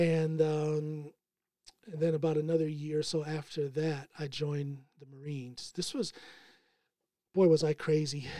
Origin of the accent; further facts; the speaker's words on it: Akron, Ohio, United States; moved away as an adult; now in Norway; I was born in Akron, Ohio